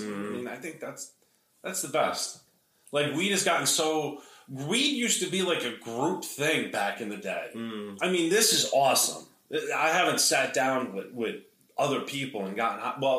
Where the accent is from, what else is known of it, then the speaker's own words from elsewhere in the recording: New Paltz, New York, United States; New Paltz.